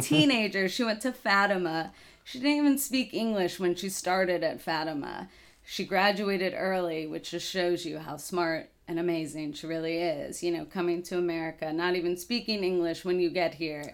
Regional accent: Dallas, Texas, United States; moved away as an adult; also born or lived in Danbury, Connecticut / Oxford, Mississippi; now in Lafayette, United States; I grew up in Dallas, Texas

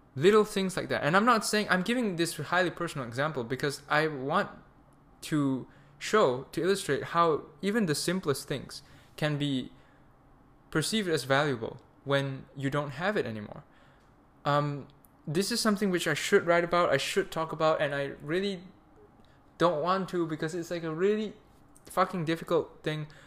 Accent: Malaysia; moved away as an adult; now in Germany; I'm Malaysian, so when you have a visa issue, you go back to Malaysia

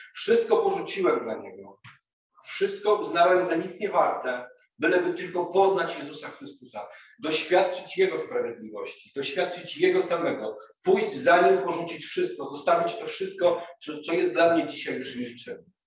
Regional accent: Głogów, Lower Silesian Voivodeship, Poland; moved away; also born or lived in Kraków; do Głogowa, do mojego rodzinnego miasta

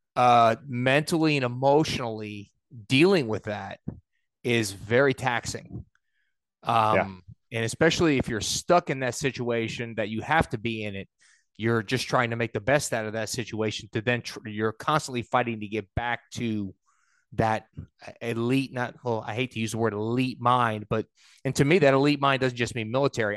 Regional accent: New York, United States; i was raised in New York

